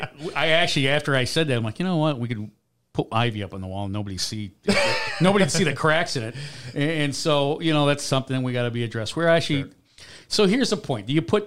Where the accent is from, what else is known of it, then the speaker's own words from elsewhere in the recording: Chicago, Illinois, United States; And I grew up in Chicago, too, so I got to see the worst baseball team in history, the Cubs, along with playing day games.